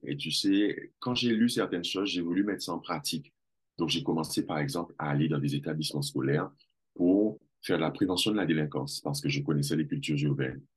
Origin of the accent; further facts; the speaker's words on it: Guadeloupe; moved away as an adult; also born or lived in Villiers-le-Bel, France / Jamaica; now in Martinique; J'ai grandi en Guadeloupe. Je suis né en France, à Villiers-le-Bel, mais je n'ai pas souvenir de cet endroit. Je suis parti, je devais avoir trois ans j'ai grandi en Guadeloupe.